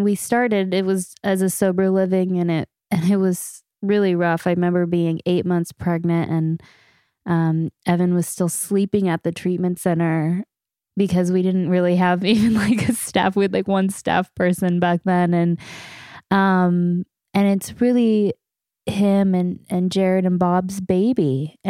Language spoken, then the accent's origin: English; Canada; we're two knuckleheads from Canada